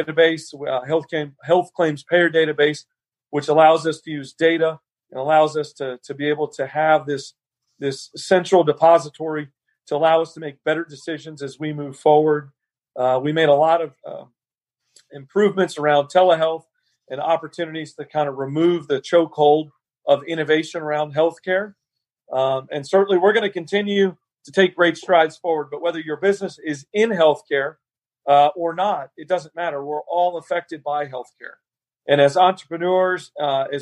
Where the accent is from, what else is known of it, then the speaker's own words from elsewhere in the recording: Alpharetta, Georgia, United States; also born or lived in Roswell, Georgia; growing up in Alpharetta